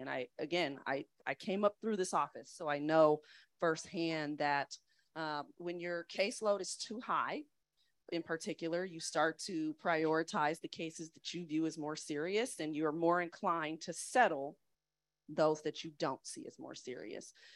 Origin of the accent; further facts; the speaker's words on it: East Bay, San Francisco Bay Area, California, United States; moved away as an adult; also born or lived in Chicago / Atlanta; now in San Francisco, United States; I grew up being very proud of being from the Bay Area. I'm from the East Bay.